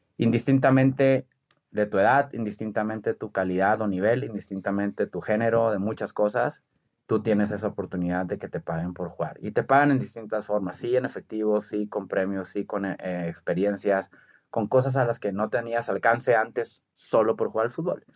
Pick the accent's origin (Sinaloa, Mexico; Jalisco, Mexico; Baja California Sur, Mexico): Sinaloa, Mexico; Culiacán; soy de Culiacán y somos muy aventados